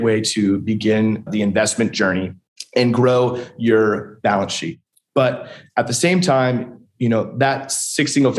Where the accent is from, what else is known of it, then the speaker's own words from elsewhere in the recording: Huntington Beach, California, United States; moved away as an adult; also born or lived in San Diego, California; now in Lexington, United States; born and raised in Huntington Beach, California